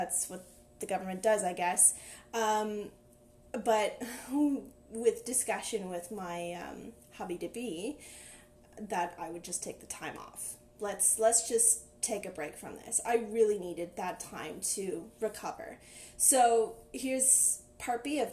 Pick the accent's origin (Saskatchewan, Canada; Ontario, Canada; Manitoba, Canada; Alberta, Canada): Ontario, Canada; Ottawa; I'm from Ottawa, everybody works in the government